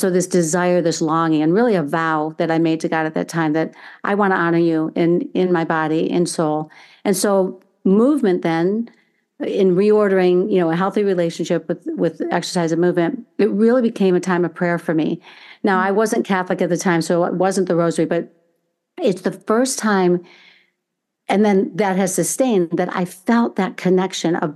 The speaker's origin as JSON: {"language": "English", "town": "Chicago", "region": "Illinois", "country": "United States", "tie": "born there", "also_born_or_lived": "Indiana", "said": "So I was born in Chicago, Illinois, actually. My parents, um, and I have four brothers, and um, with my dad's job, we would move every few years to a different state. And then ultimately, as I was entering high school, we moved to um, Indiana, where I'm now located again."}